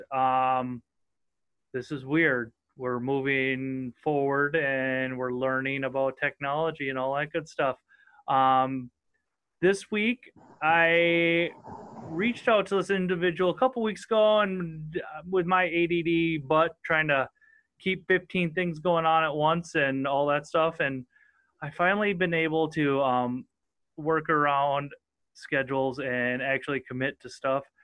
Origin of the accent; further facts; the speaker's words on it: Southern Minnesota, United States; accent: northern; I'm freaking as redneck as they come, and I'm from Southern Minnesota.